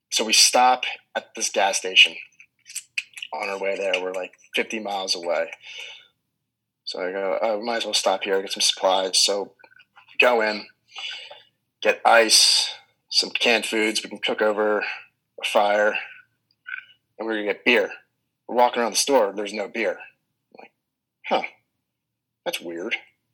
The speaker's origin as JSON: {"language": "English", "town": "Philadelphia", "region": "Pennsylvania", "country": "United States"}